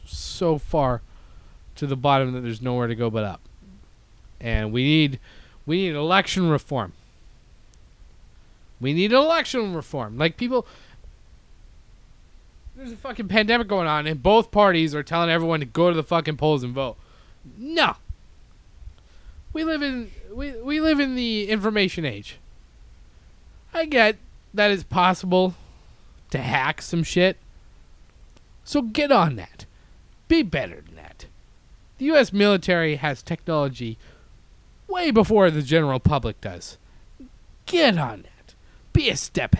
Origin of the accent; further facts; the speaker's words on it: Canada; now in United States; I'm not American, okay? I'm Canadian